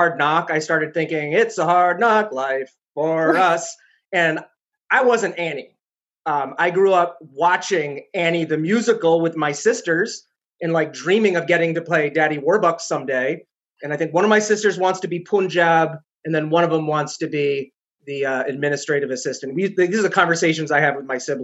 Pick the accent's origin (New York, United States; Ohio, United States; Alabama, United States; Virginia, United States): New York, United States; New York City; accent: loud, fast talking; also born or lived in Chicago; now in New Hampshire, United States; I was born in New York City, thus the loud, fast talking, which hasn't worn off